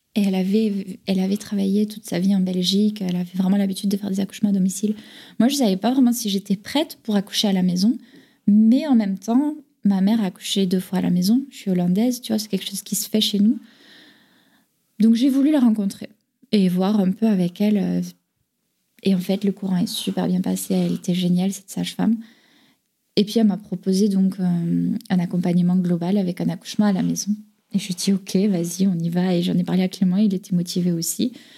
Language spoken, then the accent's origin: French; France; also born or lived in Carcassonne / Toulouse; chez moi en France